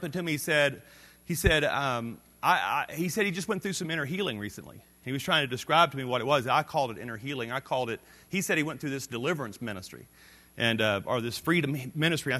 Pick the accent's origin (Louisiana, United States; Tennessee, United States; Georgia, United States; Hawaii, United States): Louisiana, United States; North; I grew up in the Deep South. I grew up in North Louisiana.